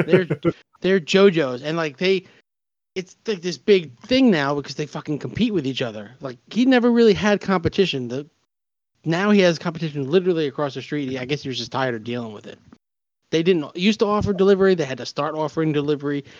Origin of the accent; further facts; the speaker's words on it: New York, United States; now in Pennsylvania, United States; we're from New York